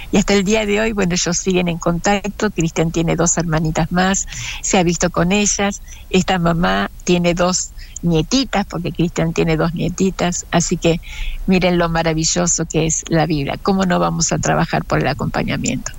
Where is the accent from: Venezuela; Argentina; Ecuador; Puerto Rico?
Argentina; Río Negro; somos de Río Negro y estamos en el Alto Valle